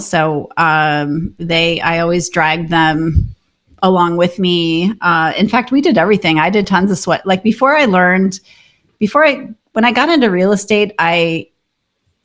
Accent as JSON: {"language": "English", "region": "Minnesota", "country": "United States", "tie": "born or raised there", "moved": "yes", "lives_now": "Austin, United States", "said": "we own a short-term rental in Minnesota, which is where I grew up in the Lake Country there"}